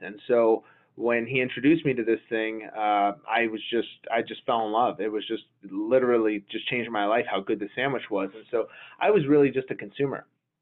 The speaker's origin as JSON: {"language": "English", "town": "Las Vegas", "region": "Nevada", "country": "United States", "tie": "born or raised there", "said": "growing up in Las Vegas, I wound up graduating high school and then going to UNLV"}